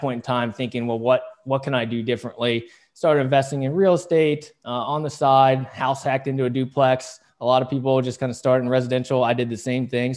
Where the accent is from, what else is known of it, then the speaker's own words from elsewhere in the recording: West Virginia, United States; also born or lived in South Korea; I was born in South Korea, and then I got adopted by two of the greatest folks in the world in a small, well, the smallest of small towns in Waitstown, West Virginia